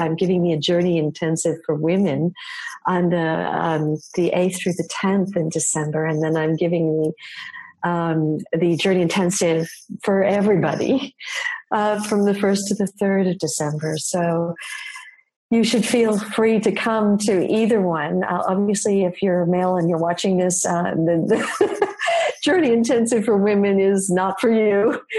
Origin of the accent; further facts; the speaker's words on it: New York City, New York, United States; moved away; I'm from New York City originally